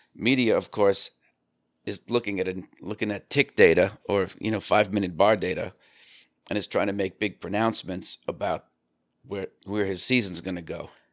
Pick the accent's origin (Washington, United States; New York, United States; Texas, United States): New York, United States; I'm from New York